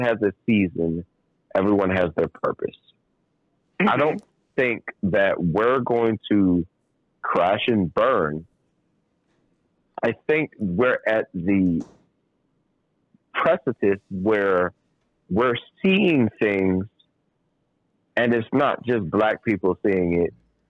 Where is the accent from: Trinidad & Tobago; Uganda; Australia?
Trinidad & Tobago; We're gonna go West Indian. We're gonna go because I'm West Indian. I'm from Trinidad and Tobago. Trinidad and Tobago.